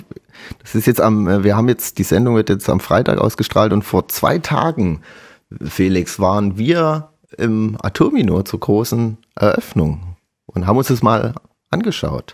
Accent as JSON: {"language": "German", "town": "Chemnitz", "region": "Saxony", "country": "Germany", "said": "bei uns in Chemnitz"}